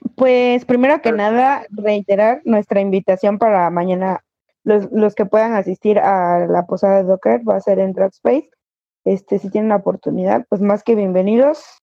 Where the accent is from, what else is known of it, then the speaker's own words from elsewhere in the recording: Veracruz, Mexico; moved away; yo soy este también de Veracruz, o sea, no soy de aquí